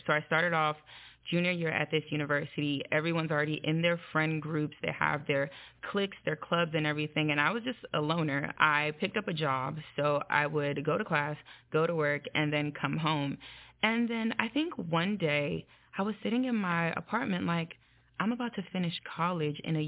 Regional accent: Nigeria; I'm Nigerian

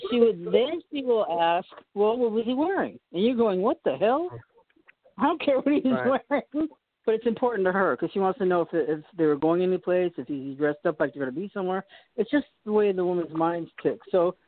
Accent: Boston, Massachusetts, United States; We're from Boston.

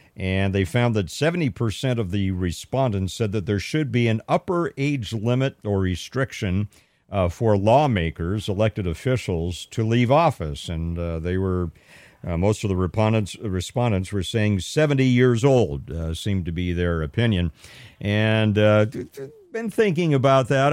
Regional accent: Pasadena, California, United States; moved away; my days growing up in Southern California and Pasadena, as, uh, as a youngster

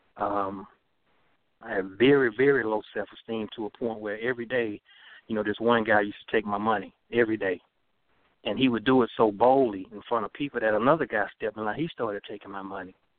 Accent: Dothan, Alabama, United States; growing up in Southeast Alabama

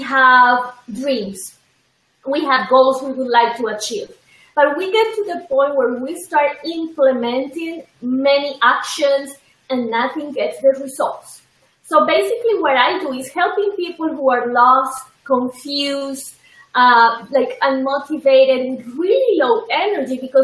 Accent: Colombia; moved away; I am originally from Colombia

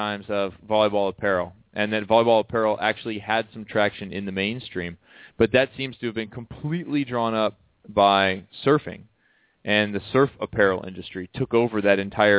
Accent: Midwest, United States; I'm from the Midwest

